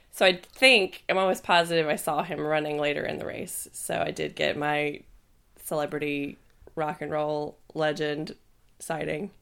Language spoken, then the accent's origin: English; the South, United States; moved away; I'm from the South